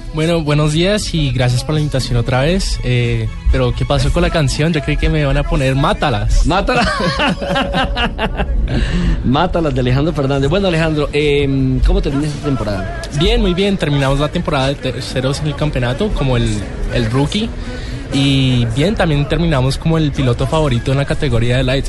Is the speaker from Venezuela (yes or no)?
no; Colombia; Yo soy el único latinoamericano y colombiano representando en el rallycross.